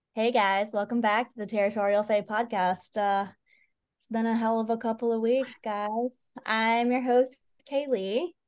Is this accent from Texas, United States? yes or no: no; Mississippi, United States; accent: country; moved away; the very minute that we crossed into the borders of Mississippi, my accent just dropped right back into country